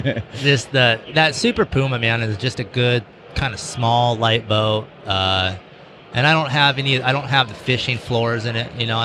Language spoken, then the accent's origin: English; Roseville, California, United States; also born or lived in Truckee, California; when I first moved to Truckee, and I was about 18 or 19 or something. But, and you know, I grew up in Roseville there and moved to Truckee.